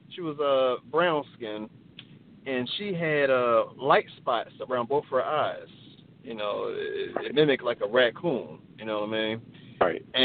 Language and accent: English; Baltimore, Maryland, United States; Uh, I live in um, I'm from Baltimore, Maryland